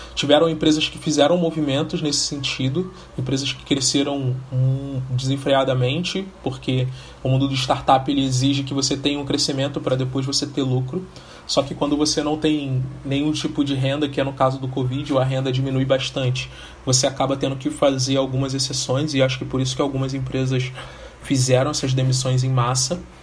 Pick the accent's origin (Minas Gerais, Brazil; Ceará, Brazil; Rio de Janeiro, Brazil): Rio de Janeiro, Brazil; sou nascido e criado no Rio de Janeiro, mais precisamente em Realengo, comunidade da Coab de Realengo